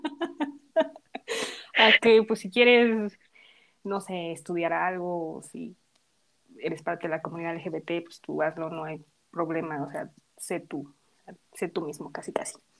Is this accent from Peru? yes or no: no; Mexico; first language Spanish; nosotras somos mexicanas y pues cantamos en español porque pues es nuestro idioma y donde nacimos